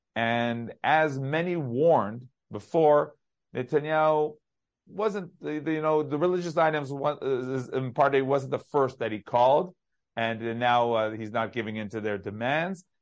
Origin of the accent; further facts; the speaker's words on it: Israel; We, of course, as Israeli